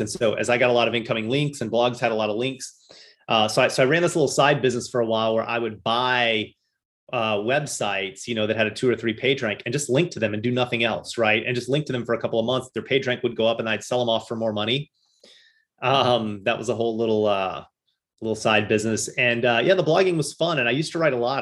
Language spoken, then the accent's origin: English; Louisville, Kentucky, United States; moved away as an adult; now in Boston, United States; I grew up in uh, Louisville, Kentucky